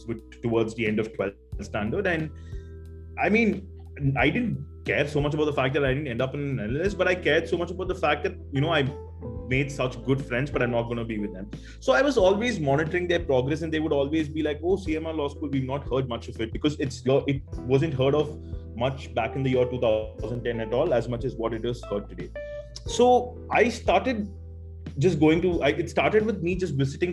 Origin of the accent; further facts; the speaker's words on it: Chennai, Tamil Nadu, India; I'm basically from Chennai, and I've always studied here, grown up here